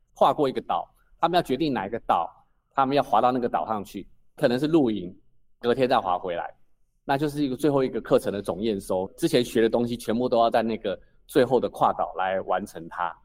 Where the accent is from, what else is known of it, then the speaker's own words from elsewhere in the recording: Taipei, Taiwan; moved away as an adult; now in Penghu, Taiwan; 我其实是土生土长的台北人，我读完大学之前都在台北